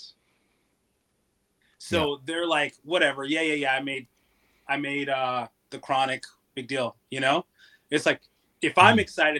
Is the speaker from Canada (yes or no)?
yes; London, Ontario, Canada; I grew up in London, Ontario